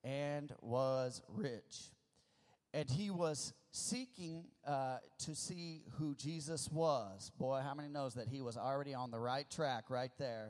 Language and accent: English; the Ozarks, Missouri, United States; born or raised there; moved away; also born or lived in California